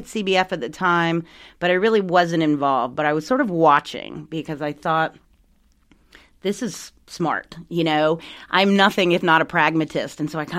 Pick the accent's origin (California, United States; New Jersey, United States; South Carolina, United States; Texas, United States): South Carolina, United States; moved away as an adult; now in Maryland, United States; I grew up in South Carolina.